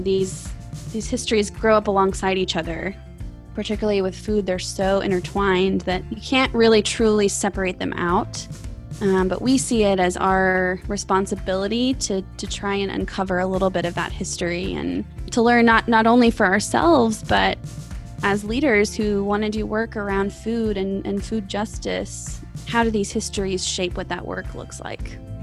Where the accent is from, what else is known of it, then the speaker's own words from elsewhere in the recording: Texas, United States; I grew up with as a Texan